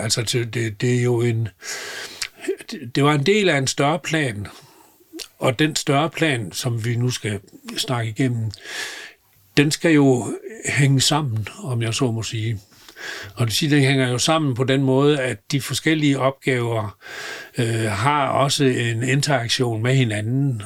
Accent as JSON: {"language": "Danish", "area": "Southern Jutland", "region": "Southern Denmark", "country": "Denmark", "tie": "born or raised there", "moved": "yes", "said": "jeg er sønderjyde og har levet og opvokset, vokset op i grænselandet"}